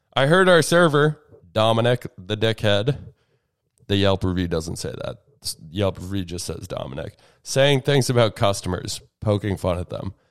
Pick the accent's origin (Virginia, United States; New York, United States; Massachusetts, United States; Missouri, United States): Massachusetts, United States; Andover; It is my hometown